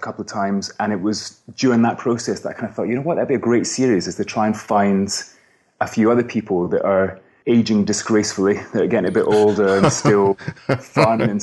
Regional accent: Scotland, United Kingdom; also born or lived in San Diego, California; now in London, United Kingdom; I'm from Scotland originally, but I live here now.

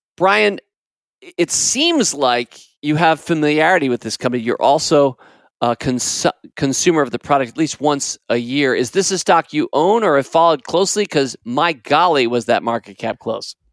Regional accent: United States; As an American, and I grew up in this country, I've spent my entire life in this country, basically fifty-six years or so

